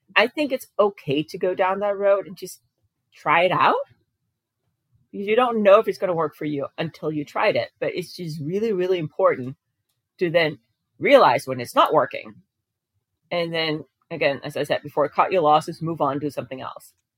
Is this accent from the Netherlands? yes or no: no; Denmark; moved away as an adult; now in United States; I grew up in Denmark. I ended up moving to a different continent, and I live in the U.S.